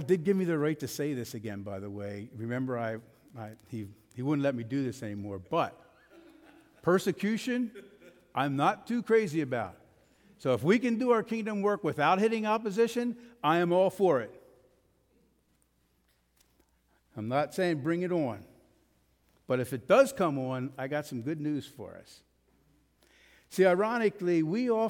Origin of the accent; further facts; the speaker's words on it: United States; We are American